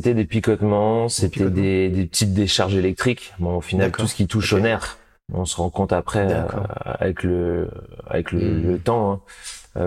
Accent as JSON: {"language": "French", "town": "Chambourcy", "region": "Île-de-France", "country": "France", "tie": "born or raised there", "said": "je suis né euh, en région parisienne, dans les Yvelines, à Chambourcy exactement"}